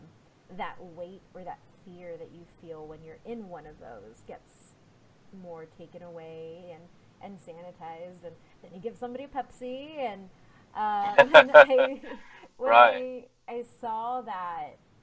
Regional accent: Texas, United States; I'm a Texan

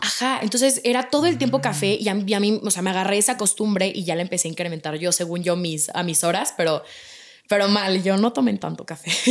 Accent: Mexico City, Mexico; nací yo aquí en México. Mi papá y mis hermanos son italianos. Y mi hermana y yo somos mexicanas, nacimos aquí en México

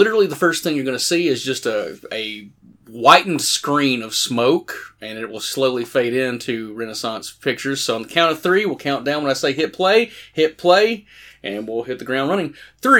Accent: Morristown, Tennessee, United States; growing up in Morristown

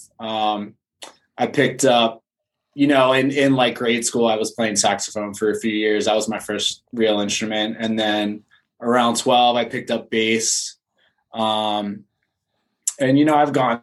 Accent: Philadelphia, Pennsylvania, United States; now in San Diego, United States; I grew up outside of Philadelphia

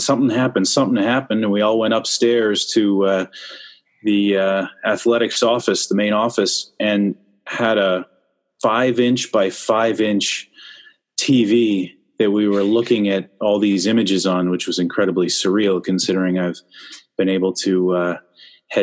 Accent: Whitby, Ontario, Canada; moved away; also born or lived in Scarborough, Ontario; born in Scarborough, but I was raised in Whitby, Ontario.

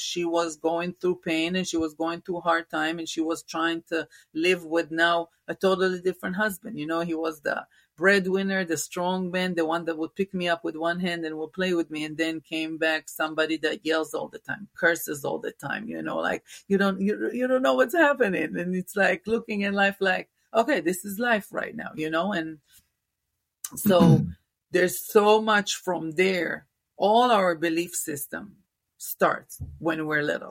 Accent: Israel; moved away; originally I'm from Israel, born and raised in Israel.

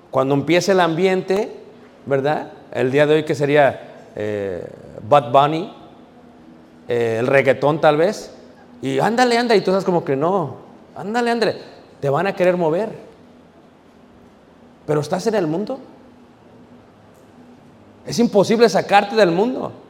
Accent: Guanajuato, Mexico; Dije, no, no, yo soy de México, de, de Guanajuato.

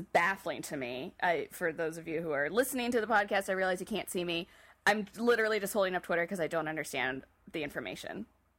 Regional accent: Oregon, United States; I'm from Oregon. It's the Beaver State.

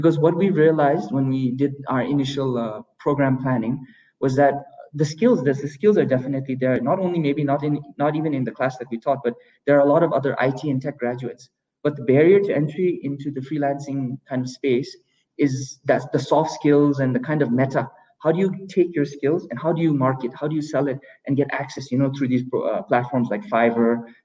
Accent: Bhutan; here in Bhutan

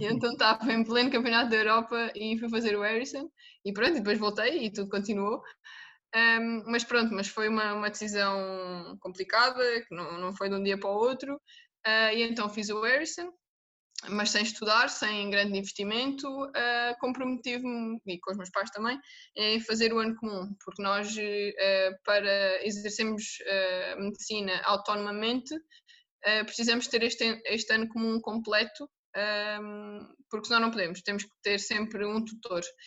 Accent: Algarve, Portugal; moved away as an adult; now in Lisbon, Portugal; eu sou do Algarve, e então vim viver para Lisboa

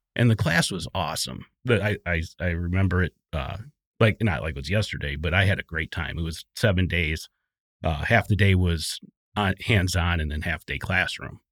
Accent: southeastern Wisconsin, United States; southeastern Wisconsin. Um, I grew up there

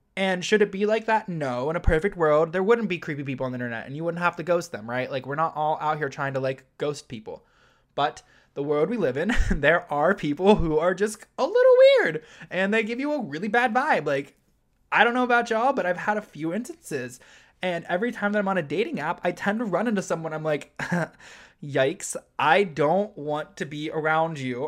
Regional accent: Ohio, United States; moved away as an adult; now in New York City, United States; I was born and raised in Ohio

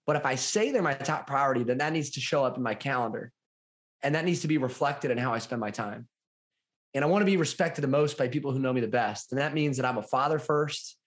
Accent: Kalona, Iowa, United States; I grew up in Southeast Iowa in a little town called Kelowna.

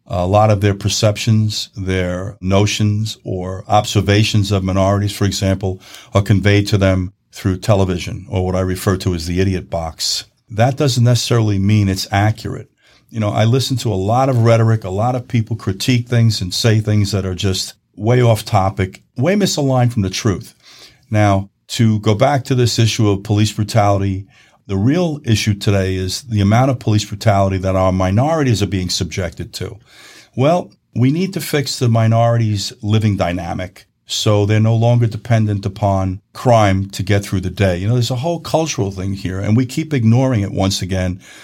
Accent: New York, United States; where I'm from in New York in the Northeast

